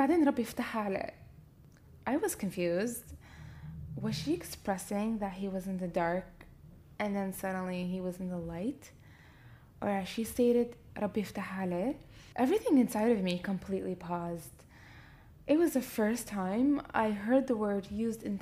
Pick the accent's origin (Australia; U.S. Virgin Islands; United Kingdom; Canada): Canada; moved away as an adult; now in Libya; growing up in Canada and coming as a young adult to pursue life in Libya